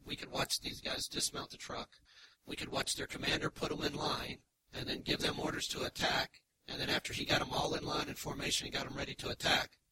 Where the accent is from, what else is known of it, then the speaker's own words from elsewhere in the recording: Kentucky, United States; growing up in Kentucky